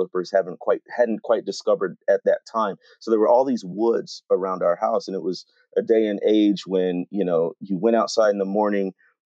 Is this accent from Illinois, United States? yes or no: yes; Waukegan, Illinois, United States; So I grew up in Waukegan, Illinois, which is north of Chicago